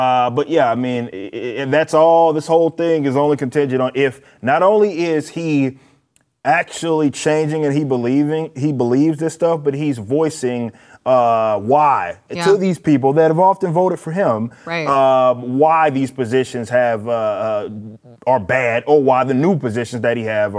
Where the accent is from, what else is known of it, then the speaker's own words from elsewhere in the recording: Dallas, Texas, United States; I'm from Dallas, born and raised. This is very much my city